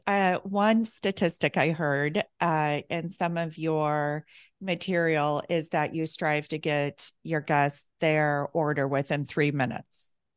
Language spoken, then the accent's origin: English; Midwest, United States; I'm from the Midwest also